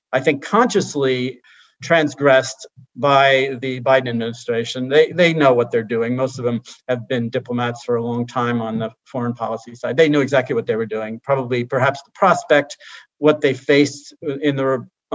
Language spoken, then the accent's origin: English; Hawaii, United States; I grew up in Hawaii